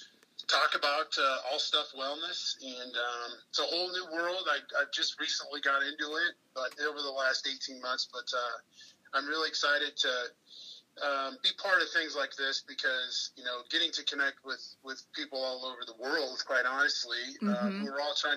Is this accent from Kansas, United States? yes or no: no; Des Moines, Iowa, United States; I grew up in Des Moines, Iowa